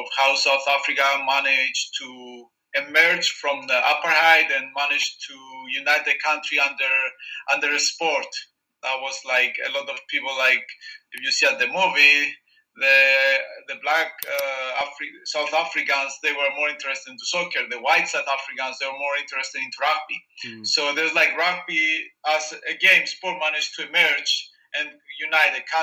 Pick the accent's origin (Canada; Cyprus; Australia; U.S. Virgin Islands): Cyprus; in Cyprus we love soccer